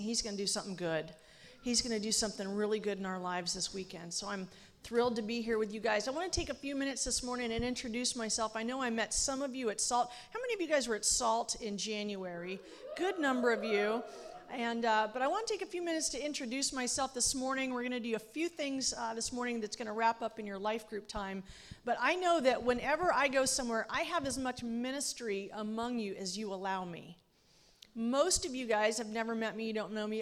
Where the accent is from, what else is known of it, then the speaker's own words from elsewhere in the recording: Los Angeles, California, United States; moved away as an adult; I grew up in Los Angeles